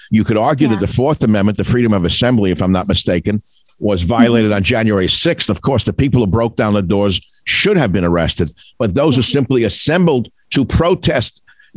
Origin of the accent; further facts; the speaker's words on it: New York City, New York, United States; moved away as an adult; I grew up in New York City. I loved it when I lived there. I left a long time ago